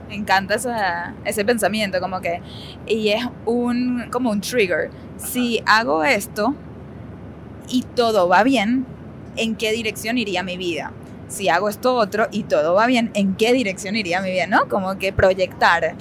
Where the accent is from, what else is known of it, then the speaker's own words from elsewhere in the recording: Venezuela; now in United States; Una vida muy cómoda en nuestra casa, en nuestro idioma, en nuestra familia, cuando todavía las cosas en Venezuela estaban bastante estables